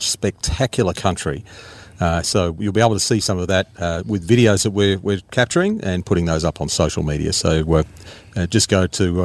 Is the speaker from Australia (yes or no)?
yes; Western New South Wales, Australia; I grew up in Western New South Wales